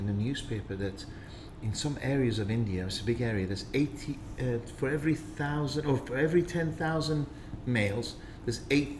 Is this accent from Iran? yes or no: no; England, United Kingdom; You know, when I go back home, England, I leave the phone in the car.